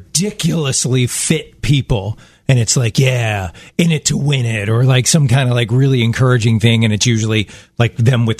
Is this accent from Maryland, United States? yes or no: yes; Baltimore, Maryland, United States; moved away; We're from Baltimore.